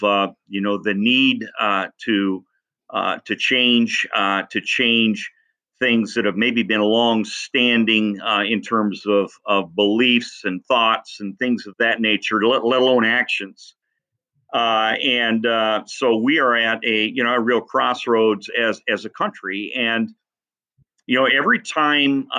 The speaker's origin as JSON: {"language": "English", "town": "Columbus Junction", "region": "Iowa", "country": "United States", "tie": "born or raised there", "also_born_or_lived": "Cedar Rapids / Council Bluffs", "moved": "as an adult", "said": "left my hometown of Columbus Junction"}